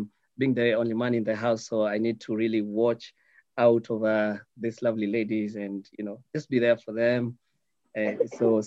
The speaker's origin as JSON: {"language": "English", "region": "Nairobi", "country": "Kenya", "tie": "born or raised there", "said": "So I was born in Nairobi. I stayed up with my family in Nairobi and not the suburbs of Nairobi. So I grew up in the deepest and the poorest parts of Nairobi."}